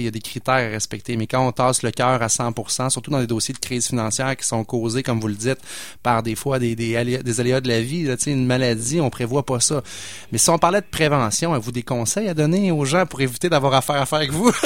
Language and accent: French; Pointe-Sainte-Foy, Quebec, Canada; Mon grand-père a fondé la Caisse populaire où j'ai grandi dans Pointe-Sainte-Foy